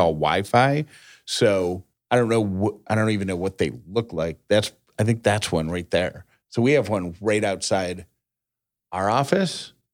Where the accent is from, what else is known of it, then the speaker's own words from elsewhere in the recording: Syracuse, New York, United States; moved away; I grew up in Syracuse